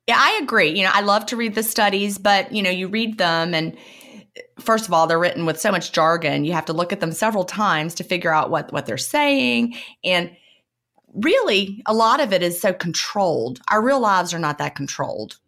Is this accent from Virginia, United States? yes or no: yes; Virginia, United States; I grew up in Virginia